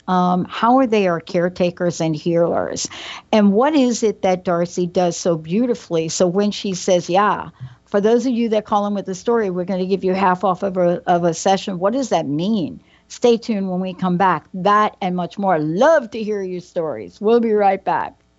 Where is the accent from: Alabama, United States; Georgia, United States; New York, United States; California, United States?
New York, United States; I'm a girl from New York.